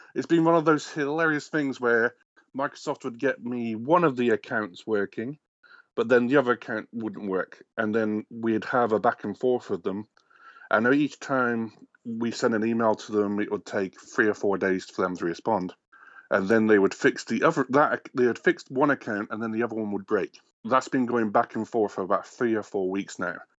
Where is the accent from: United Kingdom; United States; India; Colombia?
United Kingdom; England; moved away as an adult; now in Canada; I'm obviously not American. I am English originally